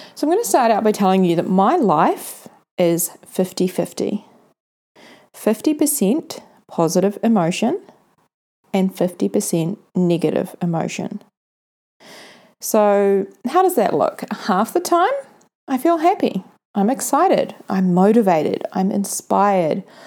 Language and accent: English; Mount Maunganui, Bay of Plenty, New Zealand; Mount Maunganui, my hometown here in New Zealand.